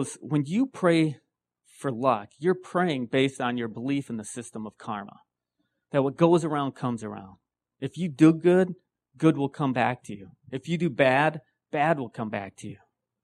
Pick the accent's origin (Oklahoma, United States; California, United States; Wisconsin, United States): Wisconsin, United States; I'm from Wisconsin.